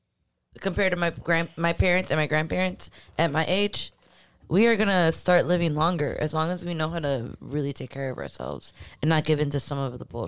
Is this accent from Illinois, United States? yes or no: yes; Cicero, Illinois, United States; growing up in Cicero, where it fluctuated a lot, especially back in the early 70s, maybe late 60s.